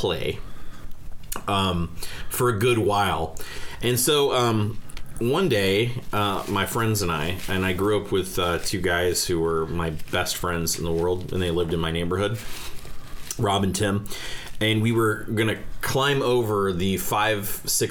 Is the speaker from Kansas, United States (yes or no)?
no; Bellevue, Nebraska, United States; I grew up in Bellevue, Nebraska here